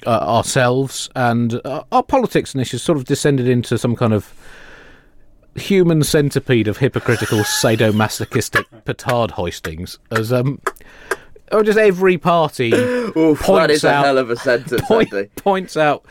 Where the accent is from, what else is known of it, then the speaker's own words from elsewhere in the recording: United Kingdom; we are British at a range of about 8,000 miles.